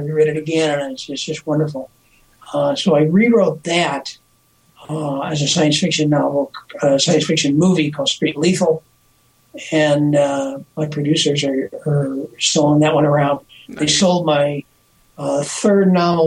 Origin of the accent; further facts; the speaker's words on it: Earlville, United States; when I grew up in Earlville